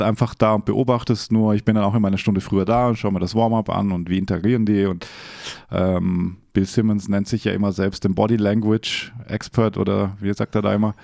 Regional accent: Austria; born or raised there; moved away

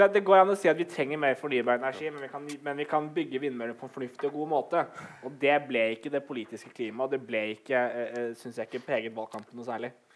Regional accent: Oslo, Norway; now in Bergen, Norway; jeg som er 26 år, født og oppvokst i Oslo, flyttet til Bergen.

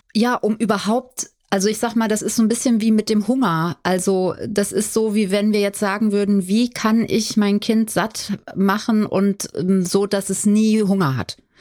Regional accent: Limburg, Hesse, Germany; now in Berlin, Germany; Ich bin ja in Limburg aufgewachsen

